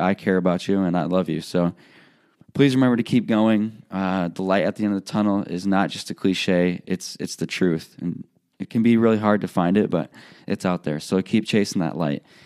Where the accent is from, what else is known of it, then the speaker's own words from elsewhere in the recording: Illinois, United States; moved away as an adult; also born or lived in Iowa; I'm leaving a place, my hometown, where I grew up.